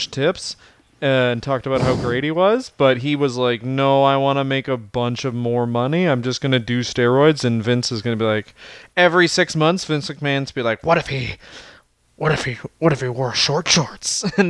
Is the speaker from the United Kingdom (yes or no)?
no; Canada; I am Canadian